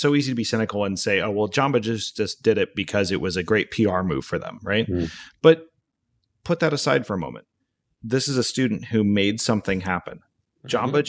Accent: Alaska, United States; So there I am growing up in Alaska, way out, you know, way out north.

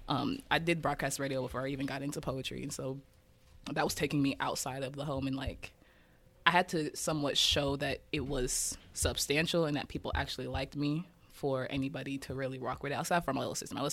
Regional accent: Kansas City, Kansas, United States; So yeah, growing up in Kansas City, I mean, it's not.

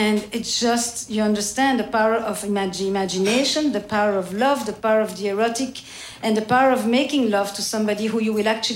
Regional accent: Belgium; English is a second language; now in United States; I'm from Belgium, which we already speak about 3 or 4 to start.

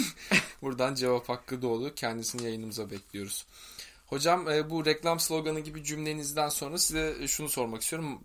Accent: Turkey; moved away as an adult; also born or lived in Spain; ben de Türk'üm

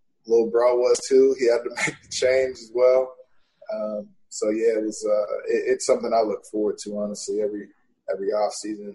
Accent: Portland, Oregon, United States; went back to Portland

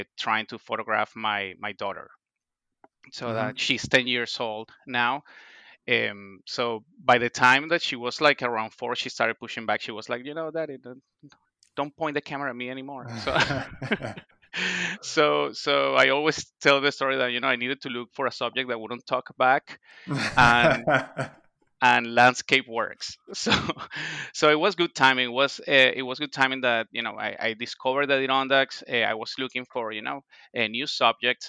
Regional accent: Venezuela; moved away as an adult; also born or lived in Ohio, United States / Boston, United States; now in Niskayuna, United States; I am originally from Venezuela

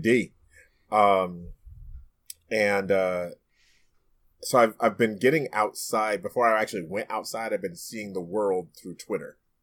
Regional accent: New York City, New York, United States; in my own neighborhood growing up in Brooklyn, New York

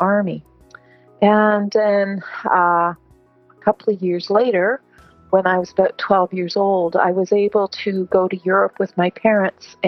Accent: Ontario, Canada; I was raised in Ontario, Canada

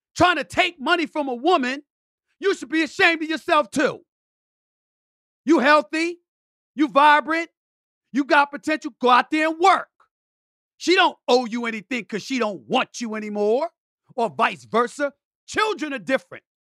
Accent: New York City, New York, United States; also born or lived in Bronx, New York; I was born in the Bronx, raised in Hollis, Queens, New York

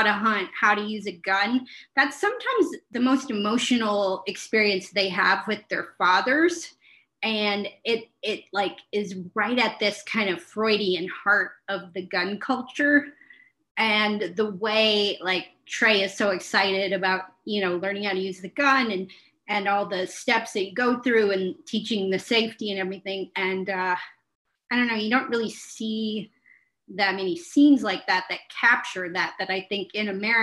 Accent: United States; as an American

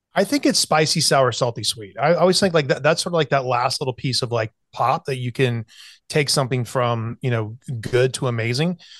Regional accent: South Carolina, United States; I grew up in South Carolina, especially when I was going to, uh, college in Charleston

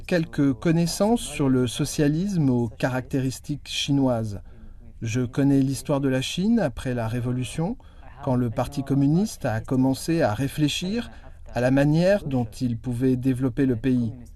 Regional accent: Rwanda; moved away as an adult; now in Nanjing, China; Je viens du Rwanda

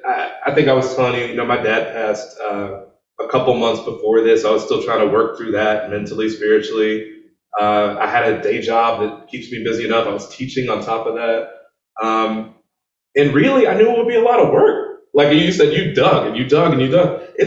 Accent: Chicago, Illinois, United States; I'm from Chicago, so I mean there were people, they were putting radios in the cemetery

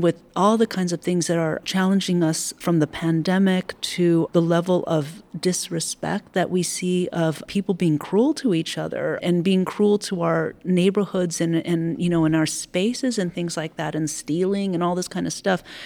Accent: United States; I am an American person. But I draw from my ancestral culture

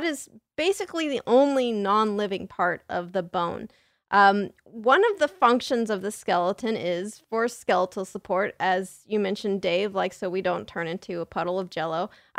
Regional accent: San Diego, California, United States; San Diego.

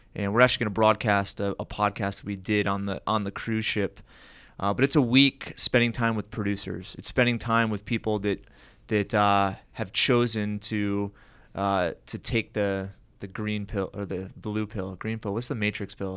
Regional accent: United States; growing up as an American

